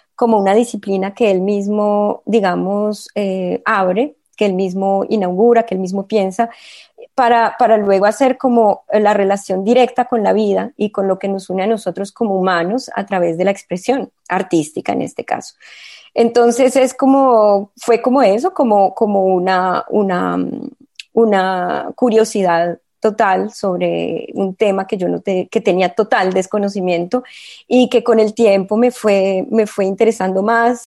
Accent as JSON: {"language": "Spanish", "country": "Colombia", "moved": "as an adult", "lives_now": "Marseille, France", "said": "muy arraigada unas raíces que me constituyen como colombiana"}